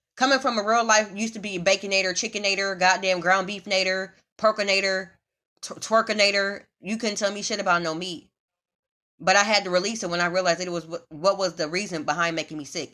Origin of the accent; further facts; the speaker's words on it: Midwest, United States; moved away as an adult; also born or lived in Houston; now in Los Angeles, United States; And I'm from the Midwest